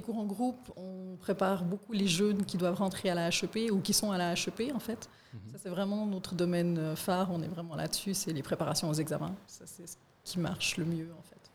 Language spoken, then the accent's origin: French; Fribourg, Switzerland; je suis née à Fribourg